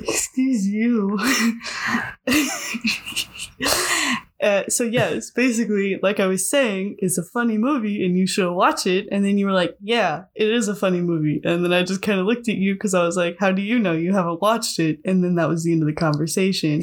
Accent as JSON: {"language": "English", "town": "Rabbit Hash", "region": "Kentucky", "country": "United States", "tie": "born or raised there", "said": "I was raised in Rabbit Hatch, Kentucky"}